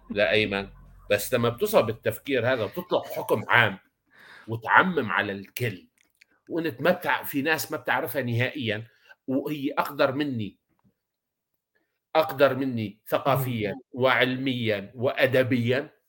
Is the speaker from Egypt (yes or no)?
no; Iraq; نفس الشيء عندنا بالعراق اللي بقبق